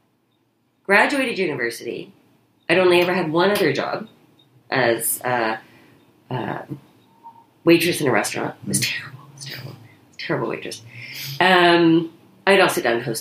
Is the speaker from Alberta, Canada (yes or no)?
no; Kingston, Ontario, Canada; I grew up in Kingston, which had an incredibly high per capita amount of community theater